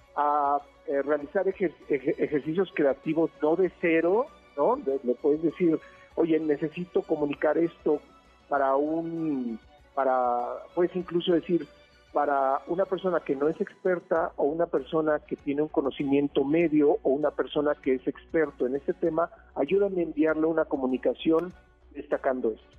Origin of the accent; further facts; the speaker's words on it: State of Mexico, Mexico; yo nací en el Estado de México